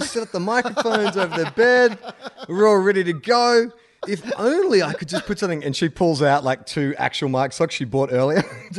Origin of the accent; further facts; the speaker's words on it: Scotland, United Kingdom; It might have something to do with growing up in Scotland.